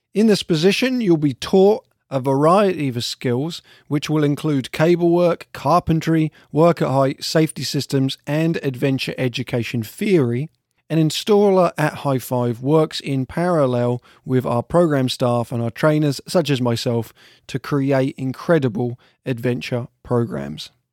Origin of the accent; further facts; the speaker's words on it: south of England, United Kingdom; now in Vermont, United States; I'm from England, and specifically from the south of England